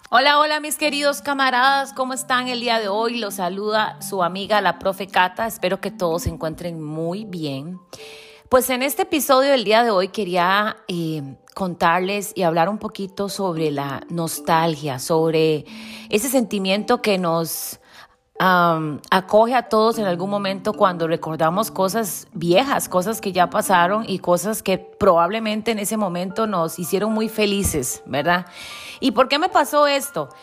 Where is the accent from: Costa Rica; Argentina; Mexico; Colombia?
Costa Rica; moved away; cuando estaba en mi terruño, con mis raíces, con mis cosas, ¿verdad? En mi charco, como decimos en buen tico